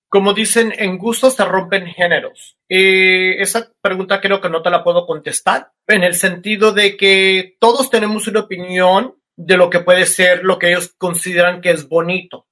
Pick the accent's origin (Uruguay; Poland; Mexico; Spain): Mexico; moved away as an adult; also born or lived in South Korea; soy un mexicano que me voy a vivir a a Corea y soy el único latino